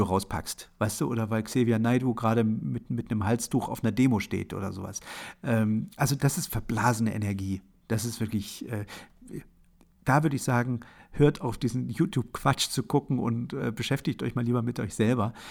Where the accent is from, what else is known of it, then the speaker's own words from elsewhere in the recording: Germany; born there; Also ich bin in der, in der DDR geboren, in einem Land, was äh, 1970, als ich geboren wurde, unter Walter Ulbricht regiert wurde.